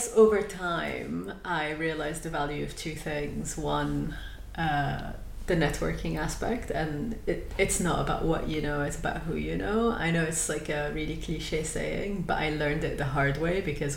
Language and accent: English; Lebanon; moved away as an adult; now in United Kingdom; I am originally from Lebanon.